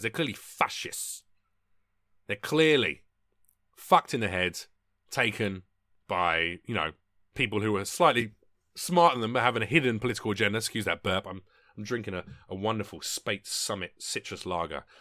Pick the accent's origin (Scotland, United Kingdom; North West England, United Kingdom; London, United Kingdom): London, United Kingdom; moved away as an adult; now in United States; my local M P, back in England, so back in London